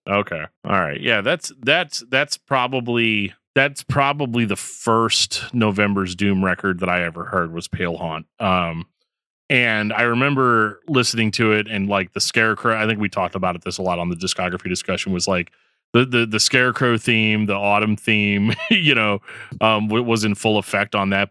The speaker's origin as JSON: {"language": "English", "region": "Midwest", "country": "United States", "said": "'cause I'm from the Midwest"}